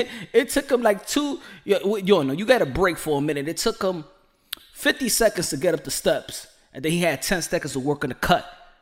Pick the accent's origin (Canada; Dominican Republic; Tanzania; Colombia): Dominican Republic; English is a second language; I'm from Dominican Republic.